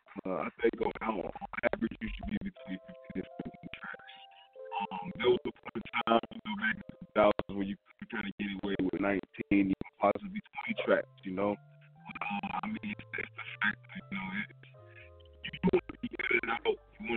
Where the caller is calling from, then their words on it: Georgia, United States; I'm calling up from the Georgia.